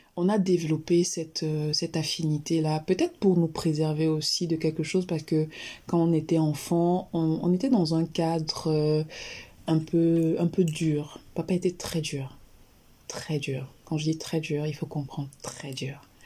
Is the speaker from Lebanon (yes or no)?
no; Yaoundé, Centre, Cameroon; Alors, je suis originaire du Cameroun. Je suis née et j'ai grandi à Yaoundé